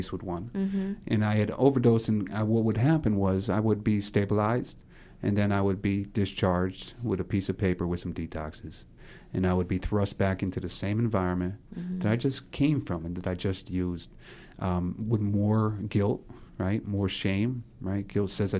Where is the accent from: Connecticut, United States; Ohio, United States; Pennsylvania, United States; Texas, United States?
Connecticut, United States; Middletown; I'm from Middletown